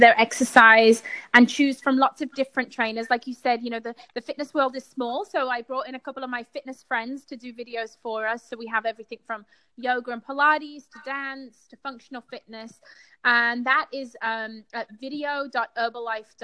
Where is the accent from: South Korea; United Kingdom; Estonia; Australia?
United Kingdom; Being British